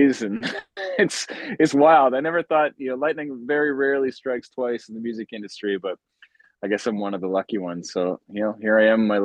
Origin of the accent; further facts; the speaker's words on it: St. Albert, Alberta, Canada; also born or lived in Edmonton, Alberta; I'm from Edmonton, Alberta, St. Albert, actually.